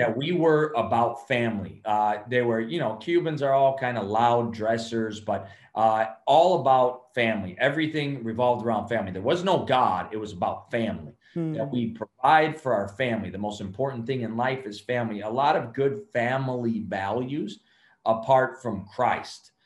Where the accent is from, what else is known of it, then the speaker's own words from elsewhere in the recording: Chicago, Illinois, United States; also born or lived in Cuba / California; We would go live with them in Chicago, and then uh, that's where I grew up in Chicago.